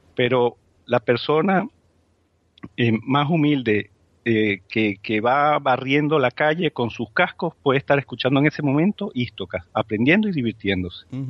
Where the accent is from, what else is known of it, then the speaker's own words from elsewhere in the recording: Spain; como españoles